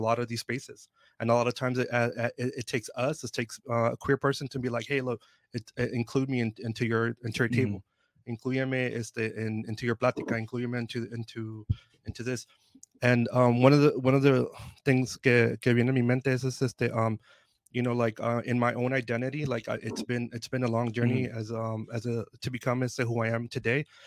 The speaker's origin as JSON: {"language": "English", "town": "Oceanside", "region": "California", "country": "United States", "tie": "born or raised there", "said": "I'm an Oceanside native. I grew up here in Oceanside in the late 90s, early 2000s."}